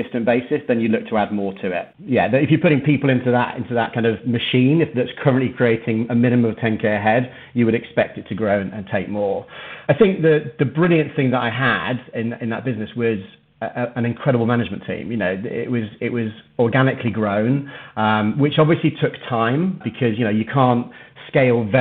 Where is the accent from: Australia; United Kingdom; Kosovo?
United Kingdom; Manchester, North West England; moved away; also born or lived in Birmingham; Manchester was my hometown, it's where I grew up